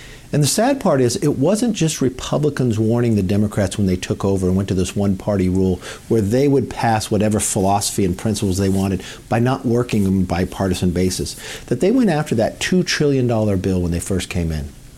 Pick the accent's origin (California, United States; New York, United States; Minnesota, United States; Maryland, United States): California, United States; I'm from California